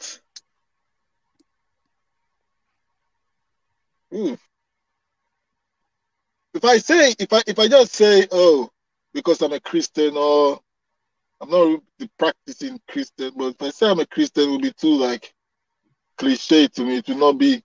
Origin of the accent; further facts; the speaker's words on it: Nigeria; where I come from Nigeria